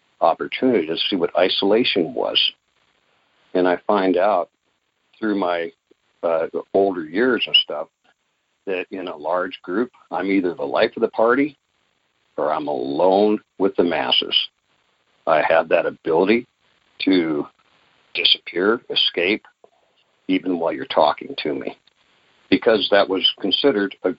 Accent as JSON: {"language": "English", "region": "Alaska", "country": "United States", "tie": "born or raised there", "said": "I was born and raised in Alaska, a large family."}